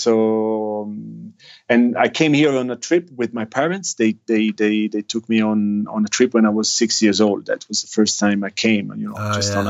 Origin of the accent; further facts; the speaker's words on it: Milan, Lombardy, Italy; moved away as an adult; I grew up in Italy in a city in the north called Milan, which is quite a big city, actually. Probably Italy's the second biggest.